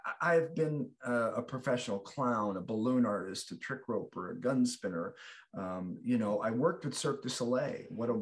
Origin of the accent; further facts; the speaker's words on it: Chicago, Illinois, United States; I grew up in the South Side of Chicago